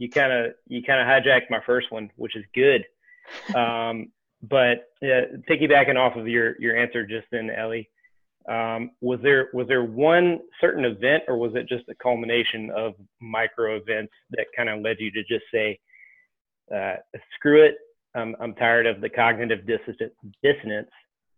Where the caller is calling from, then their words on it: Georgia, United States; To Georgia.